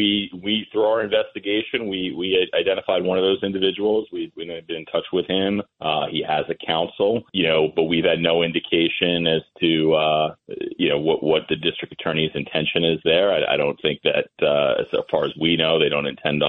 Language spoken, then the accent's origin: English; Massapequa, New York, United States; I grew up in Massapequa